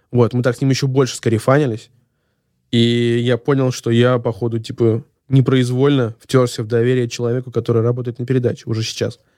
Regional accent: Saint Petersburg, Russia; Ну, наверное, так как, типа, я из Санкт-Петербурга, за «Зенит».

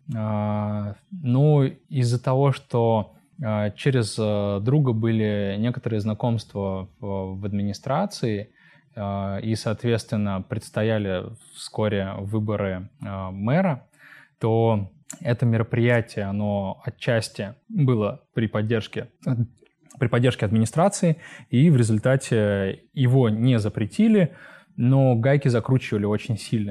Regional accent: Kemerovo, Kemerovo Oblast, Russia; moved away as an adult; also born or lived in Omsk; я родился и вырос в Кемерово, в поселке. Потом я переехал в Омск по своему желанию.

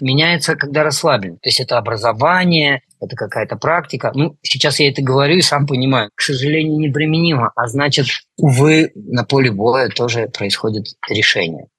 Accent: Russia; now in Poland; я вырос на Байкале

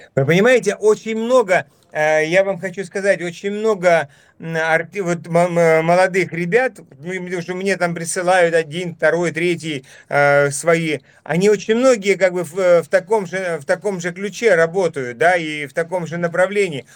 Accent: Dnipro, Dnipropetrovsk Oblast, Ukraine; moved away as an adult; also born or lived in Kharkiv, Ukraine / Enerhodar, Ukraine; я, например, там вот родился и вырос на Украине. И прожил там много, 33 э, э, года своей жизни. Учился в Харькове, родился в Днепропетровске

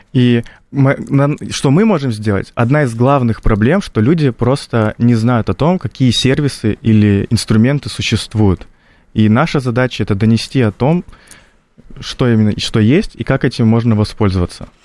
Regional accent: North Ossetia–Alania, Russia; Лично я из Осетии, из такого традиционного региона

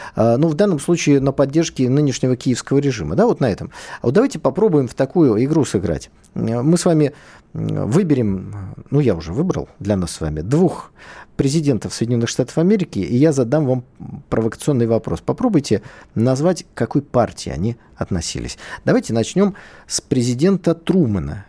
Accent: Saint Petersburg, Russia; я питерец, да, я из Питера

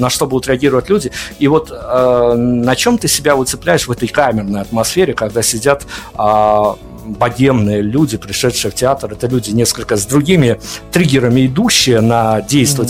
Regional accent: Belarus; мы, белорусы, Беларуси

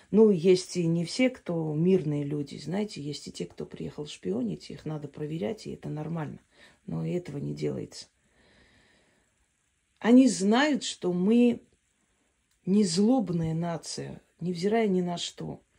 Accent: Armenia; Я говорю, я армянка.

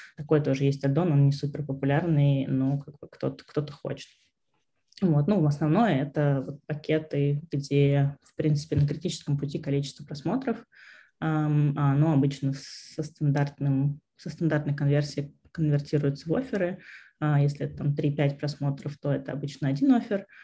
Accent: Vorkuta, Komi Republic, Russia; also born or lived in Saint Petersburg / Moscow / Riga; now in London, United Kingdom; я вообще из Воркуты. Потом я переехала в Питер.

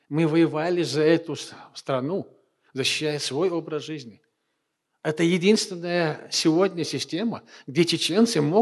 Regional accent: Chechnya, Russia; А когда вернулся обратно, я уже был чеченец.

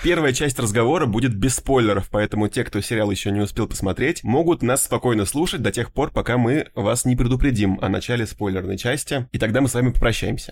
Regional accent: Moscow Oblast, Russia; я потому что вырос э, в Подмосковье, как бы в таком небольшом поселке

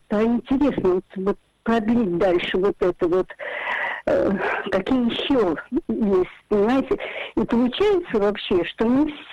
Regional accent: Saint Petersburg, Russia; я родилась в Ленинграде

